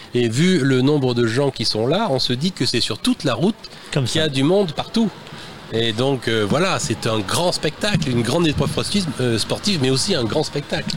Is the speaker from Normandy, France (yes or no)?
no; Saint-Léonard-de-Noblat, Nouvelle-Aquitaine, France; je suis né à Saint-Léonard et mes parents habitaient juste en face de Raymond Poulidor. Donc moi depuis tout petit, j'ai croisé Raymond Poulidor dans la rue